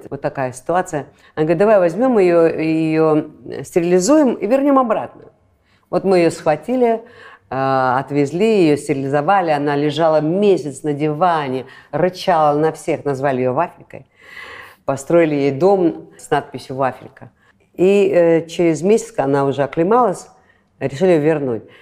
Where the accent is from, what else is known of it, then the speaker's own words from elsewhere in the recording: Latvia; Латышка. Я латышка.